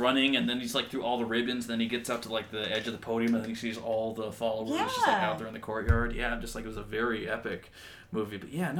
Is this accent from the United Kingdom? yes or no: yes; United Kingdom; Listen, I'm British. I don't know numbers.